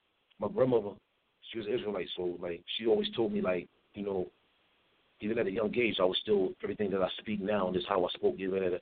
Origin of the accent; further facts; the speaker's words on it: Philadelphia, Pennsylvania, United States; also born or lived in New York; Nah, I grew up, I was born in Philly.